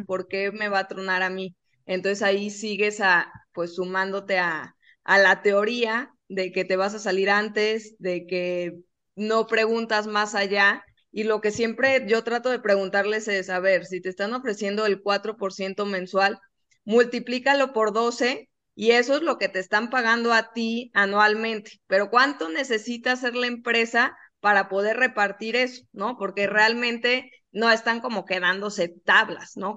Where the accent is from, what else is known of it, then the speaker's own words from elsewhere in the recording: Guadalajara, Jalisco, Mexico; nosotros que somos de Guadalajara